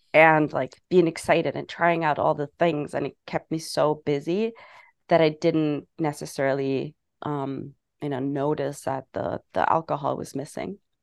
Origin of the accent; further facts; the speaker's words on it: Germany; moved away as an adult; also born or lived in England; now in New York City, United States; I'm originally from Germany.